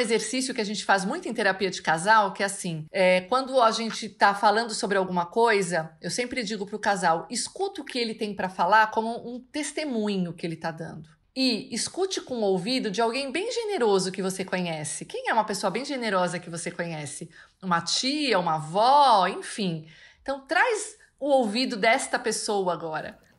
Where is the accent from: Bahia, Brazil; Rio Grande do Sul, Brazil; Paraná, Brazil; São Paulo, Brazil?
São Paulo, Brazil; eu sou de São Paulo